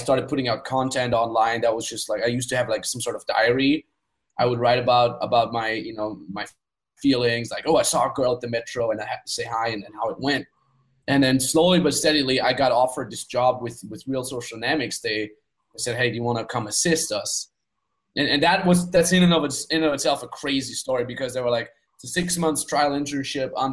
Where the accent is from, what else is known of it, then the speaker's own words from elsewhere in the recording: Austria; I grew up in Austria on the Austrian countryside in a 5,000 people cow town.